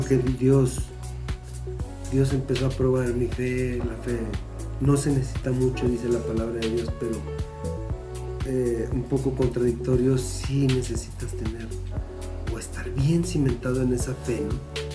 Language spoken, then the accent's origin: Spanish; San Luis Potosí, Mexico; also born or lived in Monterrey; llegando a mi tierra, mis doctores, mis paisanos